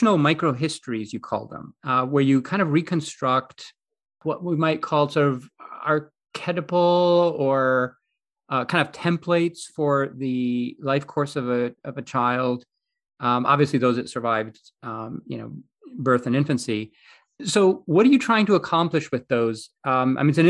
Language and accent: English; Greece; when I was growing up in Greece